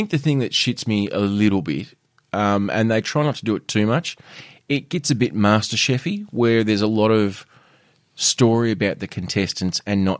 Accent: Penguin, Tasmania, Australia; Yeah, not quite the struggle that we had growing up in Penguin.

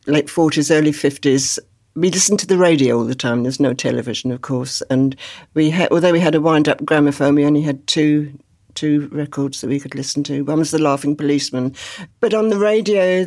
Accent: Hastings, South East England, United Kingdom; now in Lewes, United Kingdom; growing up in Hastings during the war

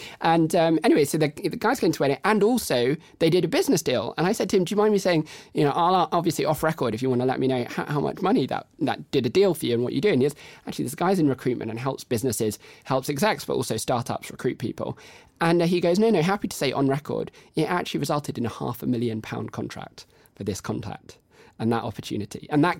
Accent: United Kingdom; But everyone thinks everyone else is busy, and we're very British, and so we just don't talk.

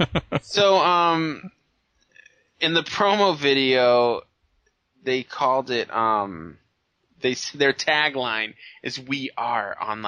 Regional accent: Ireland; I'm Irish.

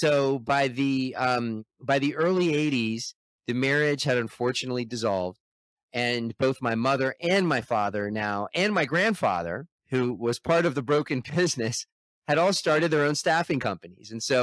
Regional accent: Toronto, Ontario, Canada; born there; And then I was born in Toronto, in the 1970s.

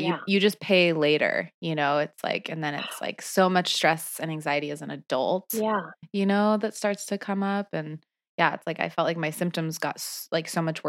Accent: Michigan and Indiana, Midwest, United States; I grew up in Michigan and Indiana.

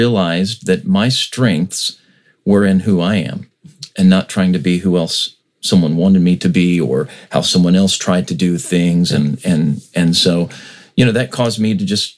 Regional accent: United States; we in America

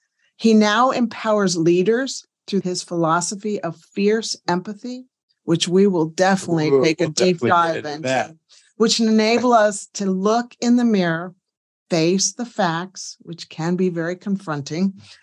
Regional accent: East Coast, United States; moved away as an adult; now in New Zealand; We're from the East Coast and we use those slang sometimes.

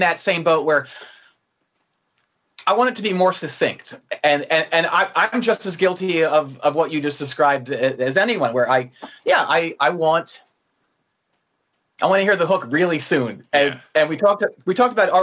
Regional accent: 35 miles northwest of Philadelphia, Pennsylvania, United States; I grew up about 35 miles northwest of Philadelphia, but it was very far removed from the city

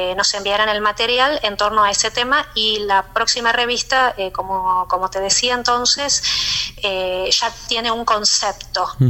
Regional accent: Argentina; moved away; siendo argentina tenía mucha afinidad con, con, otros argentinos

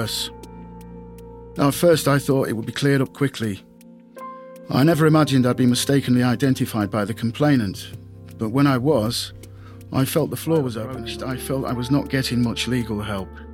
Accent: Grimsby, Yorkshire and the Humber, United Kingdom; also born or lived in Greater Manchester; I was born in Grimsby, here, in 1966, January

